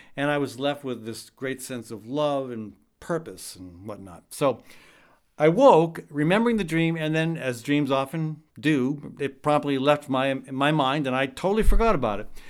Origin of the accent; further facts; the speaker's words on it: United States; I'm from the States.